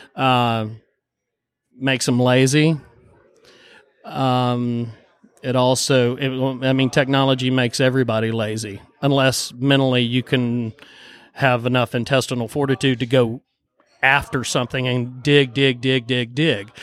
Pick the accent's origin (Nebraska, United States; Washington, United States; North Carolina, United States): North Carolina, United States; Boone; I grew, I grew, up in Boone, born and raised in Boone, North Carolina